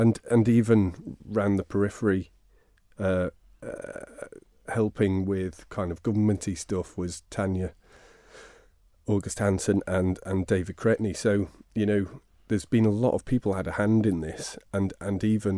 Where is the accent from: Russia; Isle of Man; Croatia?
Isle of Man; Ramsey; also born or lived in Laxey; But I grew up in Ramsey from seven, before that in Laxey.